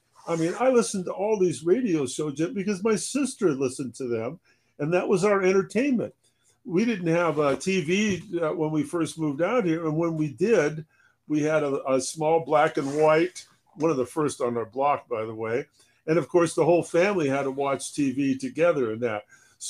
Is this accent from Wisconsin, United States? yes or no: no; Connecticut, United States; born there; because I was born back in Connecticut, Jim.